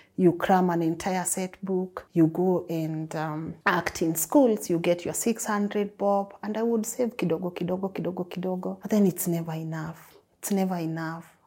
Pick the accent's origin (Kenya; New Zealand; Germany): Kenya; Nairobi; Growing up in Huruma was not easy, never easy